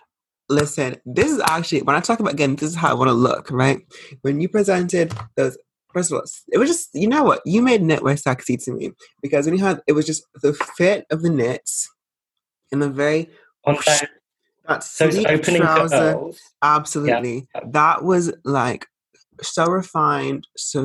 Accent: United States; So I'm American

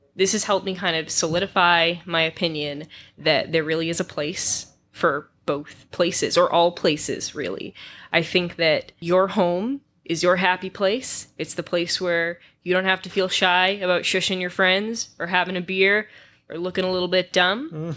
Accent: Massachusetts, United States; I am from Massachusetts

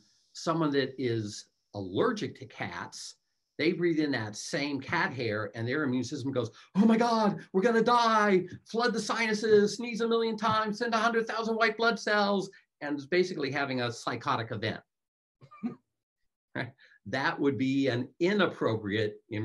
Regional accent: Los Angeles, California, United States; moved away as an adult; now in North Carolina, United States; I'm from California.

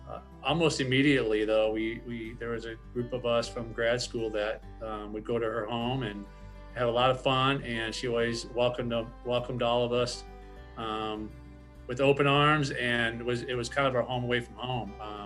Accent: Michigan, United States; moved away as an adult; I'm from Michigan

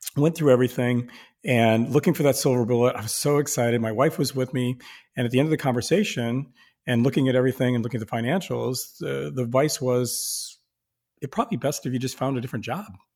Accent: Sioux Falls, South Dakota, United States; I'm from Sioux Falls, South Dakota.

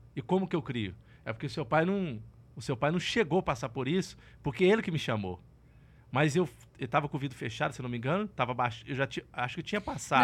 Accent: Colatina, Espírito Santo, Brazil; moved away; also born or lived in Barra de São Francisco / Goiânia; Eu fui nascido, nasci no interior do Espírito Santo, numa cidade é, chamada Colatina, e fui criado num, num, numa região da roça mesmo

